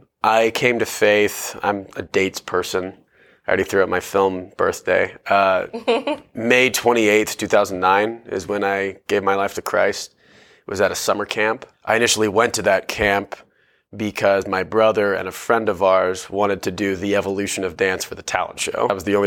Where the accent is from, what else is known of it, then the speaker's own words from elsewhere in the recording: Tucson, Arizona, United States; born there; I was born in Tucson, Arizona, which is about an hour and a half south of Phoenix and is about an hour and a half north from the Mexican border.